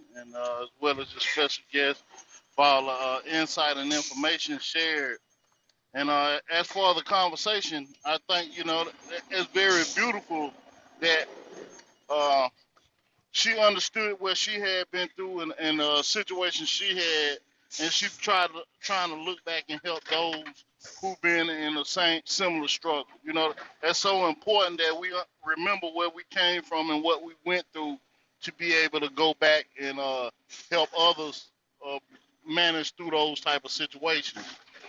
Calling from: North Carolina, United States; I'm calling from the North Carolina territory.

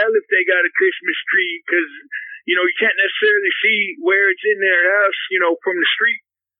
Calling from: Naples, Florida, United States; Yes, Benny. I'm calling from Naples, Florida.

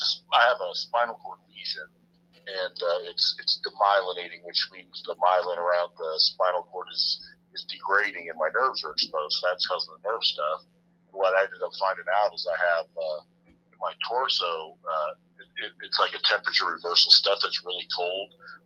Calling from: Parker, Colorado, United States; Parker, Colorado.

